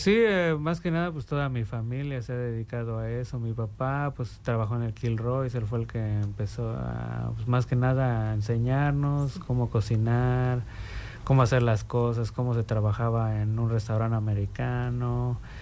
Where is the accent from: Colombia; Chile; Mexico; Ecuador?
Mexico; Mexico City; now in Bloomington, United States; yo soy originario de la Ciudad de México